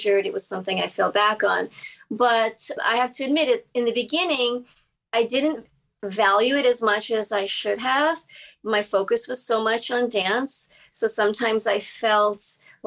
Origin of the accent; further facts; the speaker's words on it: Massachusetts, United States; I grew up in Massachusetts